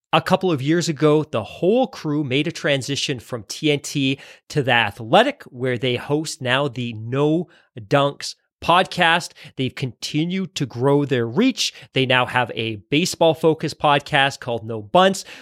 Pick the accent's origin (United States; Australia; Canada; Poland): Canada; Vancouver, British Columbia; I grew up in Vancouver, B C.